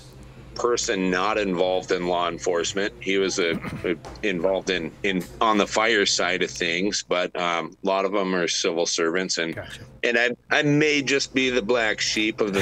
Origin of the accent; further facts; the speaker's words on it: South Dakota, United States; moved away as an adult; also born or lived in West Coast; South Dakota native